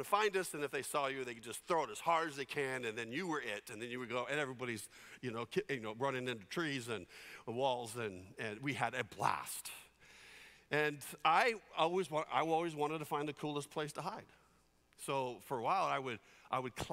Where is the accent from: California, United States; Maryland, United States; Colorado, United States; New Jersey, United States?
California, United States; San Jose; When I grew up in San Jose, California, we lived in a cul-de-sac